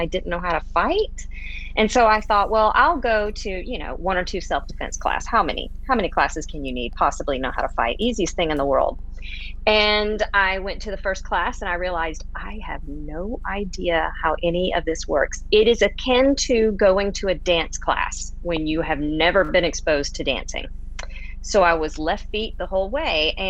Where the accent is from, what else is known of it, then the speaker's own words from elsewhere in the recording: Pensacola, Florida, United States; moved away as an adult; now in Houston, United States; I was raised starting at about age 2 till 18 in Northwest Florida, right outside Pensacola